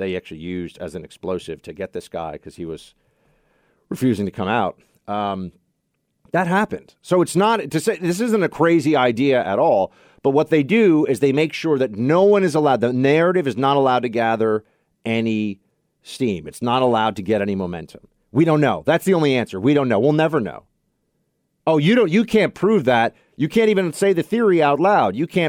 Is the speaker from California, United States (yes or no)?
yes; San Francisco, California, United States; I'm upset because I want my hometown of San Francisco to feel safe.